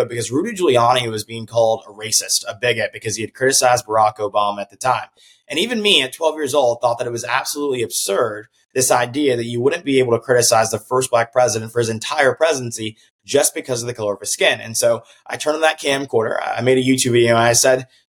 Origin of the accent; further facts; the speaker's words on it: Grovetown, Georgia, United States; my hometown of Grovetown, Georgia, here in Columbia County, right outside of Augusta